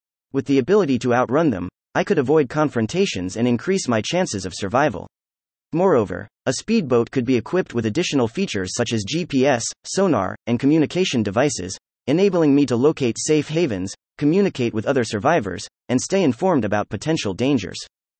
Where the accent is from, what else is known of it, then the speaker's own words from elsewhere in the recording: Berlin, Germany; now in Athens, Greece; I grew up in Berlin, Germany, with an indoor water park just 5 minutes from my house.